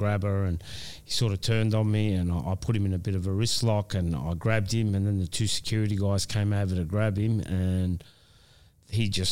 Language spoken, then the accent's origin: English; Australia; this is my hometown